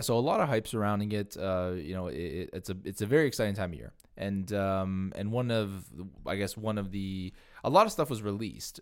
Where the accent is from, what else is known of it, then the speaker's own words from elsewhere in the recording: Canada; as Canadian car enthusiasts